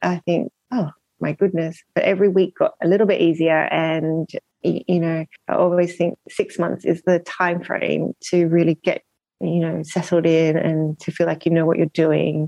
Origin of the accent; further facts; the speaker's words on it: Melbourne, Victoria, Australia; moved away as an adult; also born or lived in Japan; now in London, United Kingdom; I'm Australian originally, from Melbourne